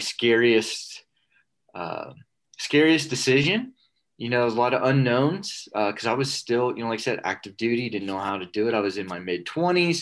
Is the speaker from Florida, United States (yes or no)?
yes; South Florida, United States; moved away as an adult; I was raised in South Florida